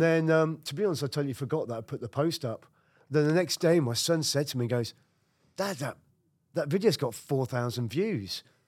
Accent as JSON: {"language": "English", "country": "United Kingdom", "moved": "as an adult", "lives_now": "Brooklyn, United States", "said": "I'm a Brit"}